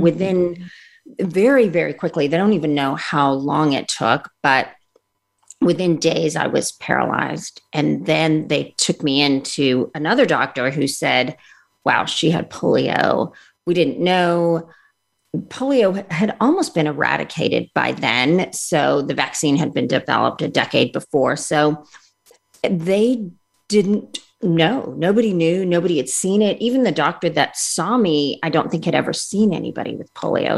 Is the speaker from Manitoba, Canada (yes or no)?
no; Montreal, Quebec, Canada; also born or lived in India / England; we moved from England to Canada. Uh, shortly after my first surgery. And that's where I had most of my operations. And we were in Montreal